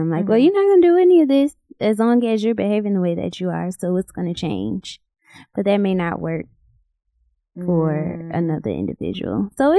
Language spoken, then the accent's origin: English; Rochester, New York, United States; Rochester, New York.